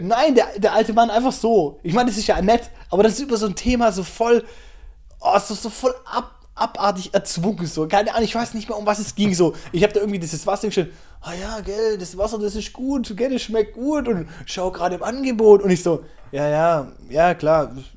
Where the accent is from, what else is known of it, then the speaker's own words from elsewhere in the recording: Germany; bei uns in Deutschland vor 80 Jahren